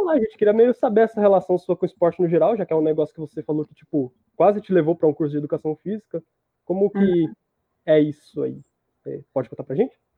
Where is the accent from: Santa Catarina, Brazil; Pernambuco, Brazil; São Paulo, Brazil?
São Paulo, Brazil; Rio Claro; eu nasci em Rio Claro